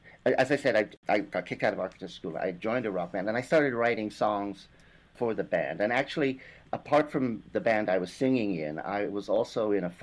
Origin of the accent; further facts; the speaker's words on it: British Columbia, Canada; also born or lived in England; I was born in England, and I ran away from home a couple of months before my fourth birthday with a tea cozy on my head. This is important. And I ended up in northern British Columbia.